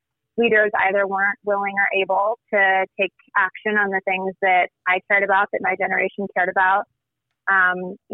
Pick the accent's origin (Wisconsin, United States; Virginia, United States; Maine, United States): Wisconsin, United States; Racine; I am from Racine, born and raised, and we are not far from you. We're in southeastern Wisconsin